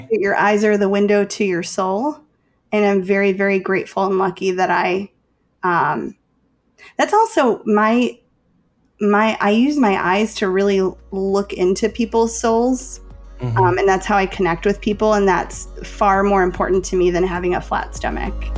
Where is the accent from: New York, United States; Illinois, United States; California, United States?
Illinois, United States; Chicago; I'm from Chicago